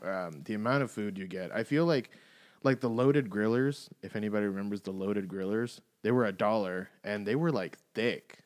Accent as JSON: {"language": "English", "region": "the South", "country": "United States", "said": "I'm from the South"}